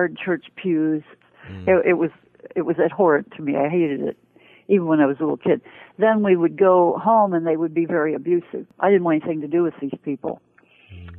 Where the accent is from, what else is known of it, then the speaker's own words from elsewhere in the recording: Ohio, United States; moved away as an adult; also born or lived in Cleveland, Ohio / Wooster, Ohio / Dayton, Ohio / Springfield, Ohio; I was born in Cleveland, Ohio, but I grew up in parts of Ohio, southern Ohio and mid-north Ohio